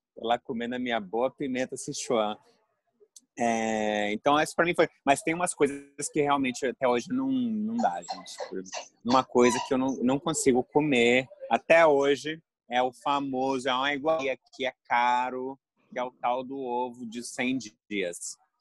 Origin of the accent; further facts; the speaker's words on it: Espírito Santo, Brazil; moved away; Eu sou capixaba